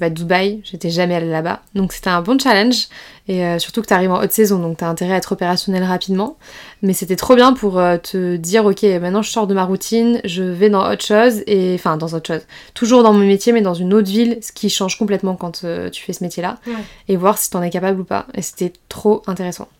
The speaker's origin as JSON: {"language": "French", "area": "around Bordeaux", "region": "Nouvelle-Aquitaine", "country": "France", "tie": "born or raised there", "also_born_or_lived": "La Rochelle", "moved": "as an adult", "lives_now": "Nice, France", "said": "je suis originaire du sud-ouest de la France, fièrement originaire de Bordeaux, enfin des alentours de Bordeaux"}